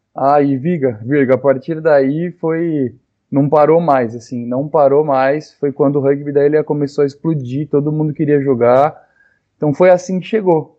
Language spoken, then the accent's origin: Portuguese; Ilhabela, São Paulo, Brazil